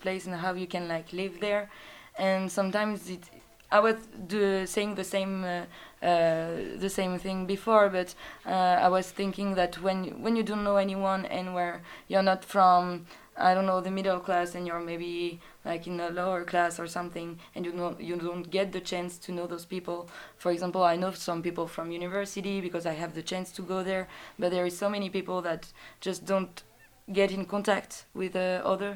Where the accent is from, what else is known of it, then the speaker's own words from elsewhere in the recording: Dijon, Bourgogne-Franche-Comté, France; I was from Dijon